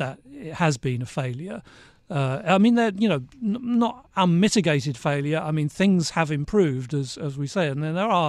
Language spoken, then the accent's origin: English; United Kingdom; moved away as an adult; also born or lived in Asia / Hong Kong; I'm British, but I haven't lived here for a long time. I moved back last September after more than 30 years in Asia